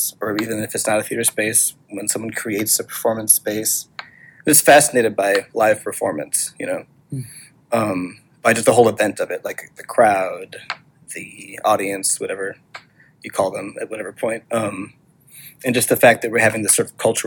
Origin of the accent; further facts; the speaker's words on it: Rockford, Illinois, United States; now in New York City, United States; I'm from Rockford, Illinois